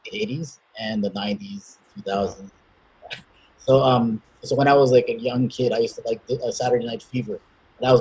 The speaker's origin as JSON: {"language": "English", "town": "Toronto", "region": "Ontario", "country": "Canada", "said": "I'm from Scarborough, which is the east of Toronto"}